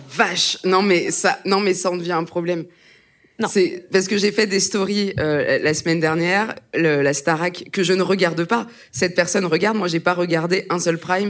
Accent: Aube, Grand Est, France; moved away; quand j'étais au collège, dans l'Aube, euh, là où j'ai grandi

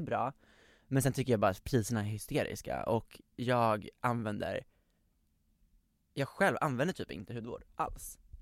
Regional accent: Västerås, Västmanland, Sweden; jag är från Västerås uppenbarligen

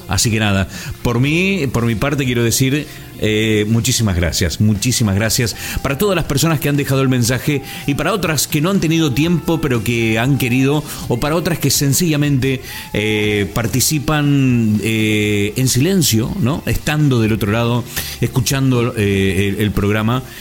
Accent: Concordia, Entre Ríos, Argentina; Yo provengo del interior de la Argentina, de una provincia fantástica como es Entre Ríos

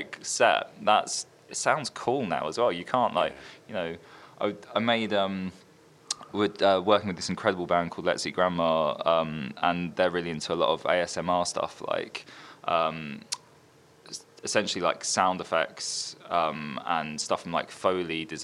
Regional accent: Brentwood, East of England, United Kingdom; also born or lived in Orsett; I was born in Brentwood. Well, born in Alsett, but I grew up in Brentwood.

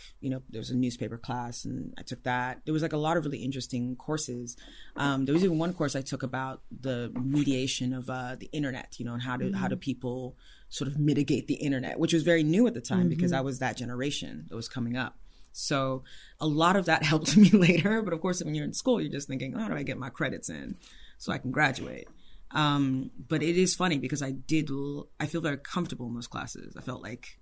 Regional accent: Ife, Osun, Nigeria; moved away; I was born in Ife, Nigeria.

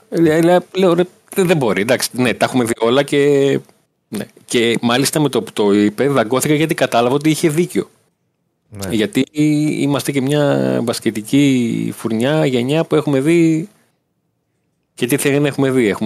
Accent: Volos, Thessaly, Greece; γεννήθηκα μεγάλο στη Θεσσαλονίκη. Μεγάλο στο Βόλο που έχει πιο πολύ επιρροέ. Είμαστε κάτω από τα βλάκια εμεί.

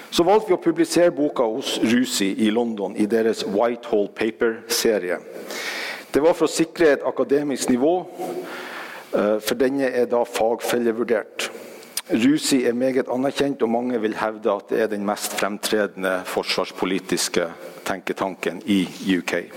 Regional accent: Norway; Som nordmenn

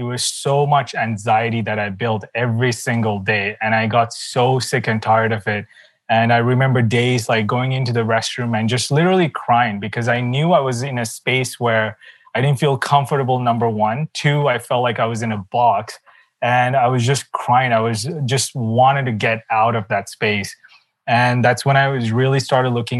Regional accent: Sri Lanka; my background is actually, I come from Sri Lanka, not a very wealthy background

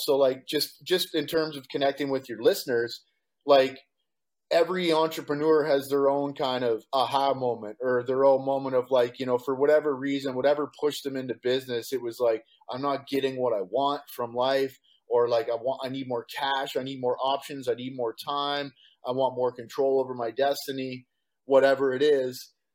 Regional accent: Walkerton, Ontario, Canada; moved away as an adult; also born or lived in London, Ontario / Calgary / Vancouver / Victoria; now in Costa Rica; I was born and raised in Canada. I grew up in Walkerton, Ontario.

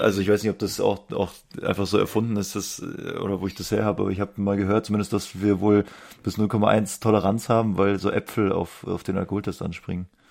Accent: Munich, Bavaria, Germany; Als Münchner

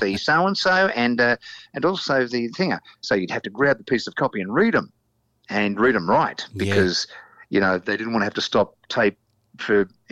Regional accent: Melbourne, Victoria, Australia; I grew up in East Kilda near the Channel 2 studios in Elstonwick

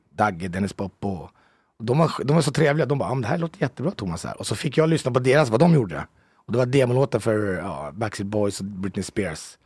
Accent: Haninge, Stockholm County, Sweden; moved away as an adult; now in Italy; jag är född ute från Jobro, utanför mm. Haninge

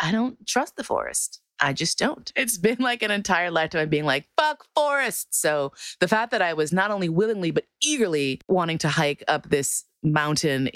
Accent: New York, United States; I'm from New York

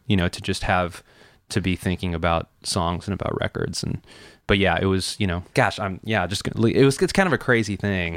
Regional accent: Chicago, Illinois, United States; moved away; I grew up in Chicago, Illinois

